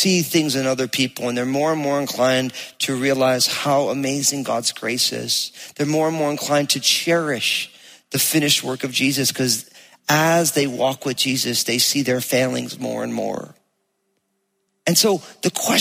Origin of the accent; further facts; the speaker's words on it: New Jersey, United States; accent: Jersey; You hear my Jersey accent coming out